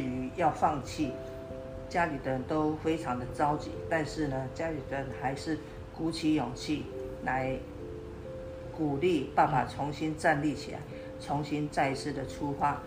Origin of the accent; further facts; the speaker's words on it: rural Changhua, Changhua County, Taiwan; 我生长在彰化乡下，我们家是务农的， 我们家有四个兄弟姐妹， 我们感情都很好